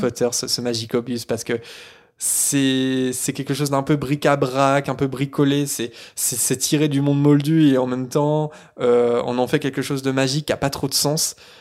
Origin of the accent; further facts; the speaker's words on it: Caen, Normandy, France; moved away; je viens de Caen